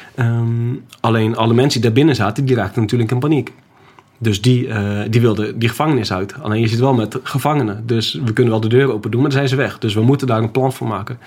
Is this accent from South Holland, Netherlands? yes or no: no; Groningen, Netherlands; also born or lived in Schiphol / Apeldoorn; ik kom uit Groningen.